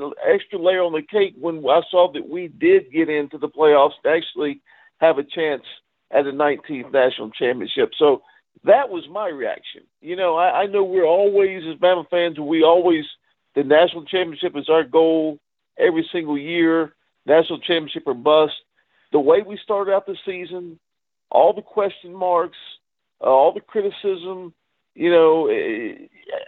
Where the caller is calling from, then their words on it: Jackson, Mississippi, United States; calling in from Jackson, Mississippi.